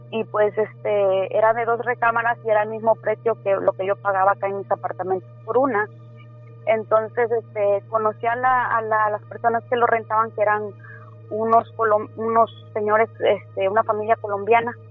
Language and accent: Spanish; Tres Valles, Veracruz, Mexico; also born or lived in Villahermosa; now in United States; Ah, pues soy nacida en Villahermosa, Tabasco, pero criada en Veracruz, en un pueblito que se llama Tres Valles.